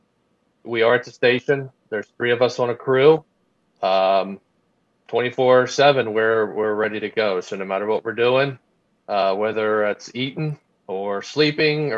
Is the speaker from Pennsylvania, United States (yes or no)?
yes; Boyertown, Pennsylvania, United States; I was born and raised a small town in Pennsylvania, Boyertown, Pennsylvania